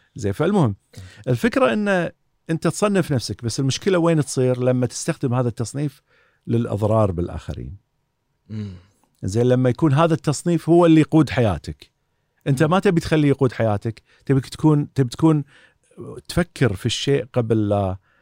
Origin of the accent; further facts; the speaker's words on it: Kuwait; also born or lived in Southampton, United Kingdom; عندنا في الكويت